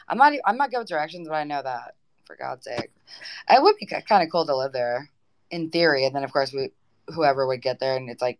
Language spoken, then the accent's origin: English; the South, United States; Well, I'm originally from the South. From the East Coast, you know.